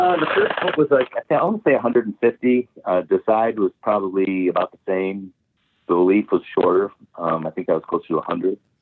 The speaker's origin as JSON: {"language": "English", "region": "Michigan", "country": "United States", "said": "I'm from Michigan, and Michigan's a beautiful state"}